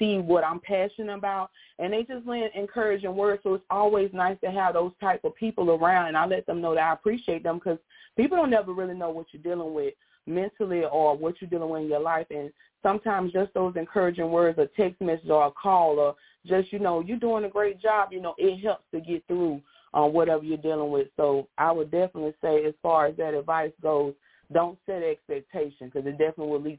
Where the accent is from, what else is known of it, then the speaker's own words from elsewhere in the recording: Pensacola, Florida, United States; I'm from Pensacola, Florida